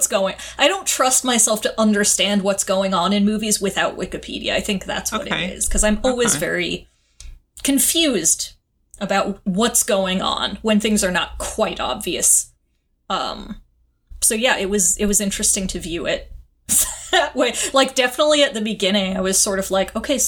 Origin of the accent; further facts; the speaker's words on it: Western Massachusetts, United States; moved away; going back to my hometown is just, like, super depressing